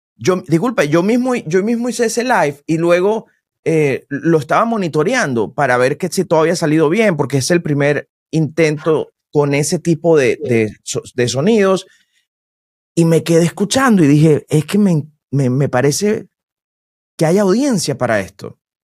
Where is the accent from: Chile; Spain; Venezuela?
Venezuela; moved away as an adult; now in United States; yo soy locutor y vengo de Venezuela